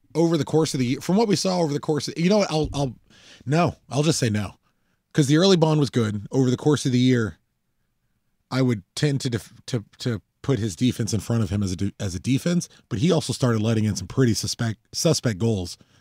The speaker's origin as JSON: {"language": "English", "country": "United States", "said": "I'm an American"}